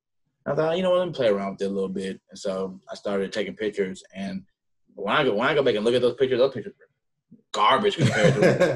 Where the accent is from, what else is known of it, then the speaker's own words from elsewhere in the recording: Houston, Texas, United States; now in Dallas, United States; Houston, Southwest.